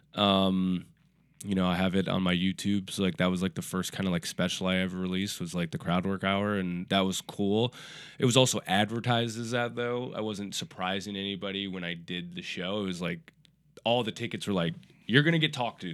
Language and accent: English; Minneapolis, Minnesota, United States; moved away as an adult; also born or lived in Portland; now in New York, United States; I was born and raised in Minneapolis, Minnesota